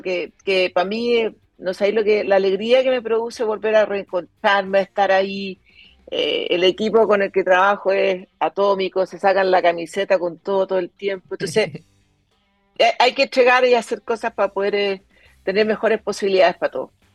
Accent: Chile; moved away as an adult; yo viví fuera de Chile como modelo, que sido muchos años

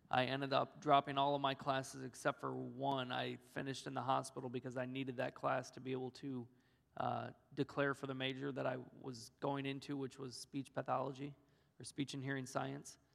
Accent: Orlando, Florida, United States; born there; I was born in Orlando, Florida, and plus I'm a Florida Gator fan.

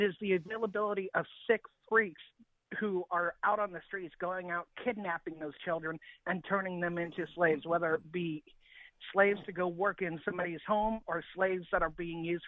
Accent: Kansas City, Missouri, United States; Kansas City, Missouri.

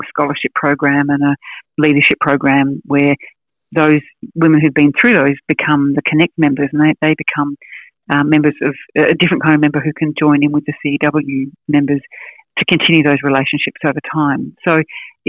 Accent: Canberra, Australian Capital Territory, Australia; I'm from Canberra

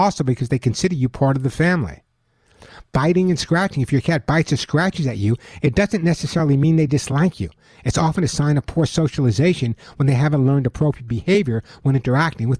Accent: Long Island, New York, United States; now in California, United States; I grew up on Long Island

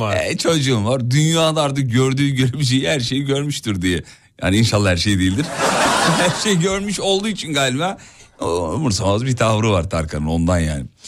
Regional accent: İzmit, Kocaeli, Turkey; moved away; İzmit'e Kocaeli memleketime

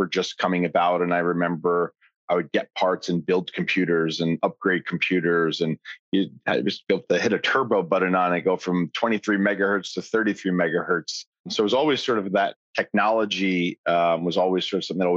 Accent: Long Island, New York, United States; I grew up on Long Island, sort of a suburb outside New York

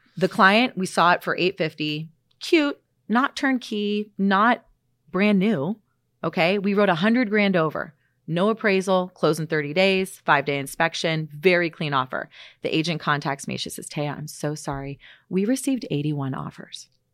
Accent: San Francisco, California, United States; also born or lived in Los Angeles; I'm from San Francisco

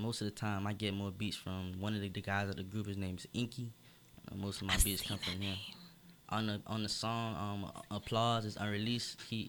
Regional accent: Florida, United States; I'm from Florida.

